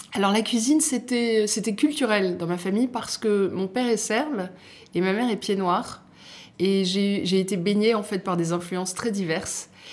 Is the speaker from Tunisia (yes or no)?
no; Nice, Provence-Alpes-Côte d'Azur, France; born or raised there; moved away; also born or lived in Algeria / Paris